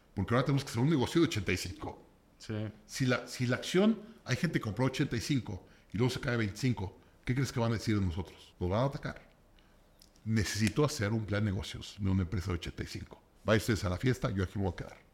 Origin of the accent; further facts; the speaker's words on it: Mexico; soy de México